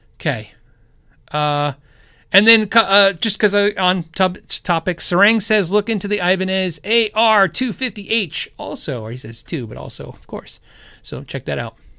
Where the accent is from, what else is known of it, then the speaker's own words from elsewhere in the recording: Tucson and then Phoenix, Arizona, United States; also born or lived in California; I was born in California, but I was raised pretty much Tucson and then Phoenix, Arizona